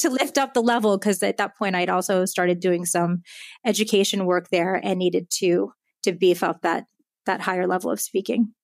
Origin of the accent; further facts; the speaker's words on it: United States; first language Japanese; moved away as an adult; also born or lived in Japan / Tokyo, Japan / Palo Alto, California; I'm half Japanese, uh, half American, and I grew up mostly in the Connecticut, New York City area